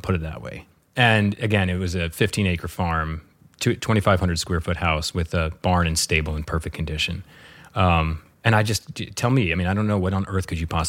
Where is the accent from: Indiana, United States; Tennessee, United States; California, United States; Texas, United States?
Tennessee, United States; Northeast; also born or lived in New York; now in Bovina, United States; I grew up in Northeast Tennessee, so it actually reminds me a lot of my childhood. And I remember, couldn't wait to get out of Tennessee.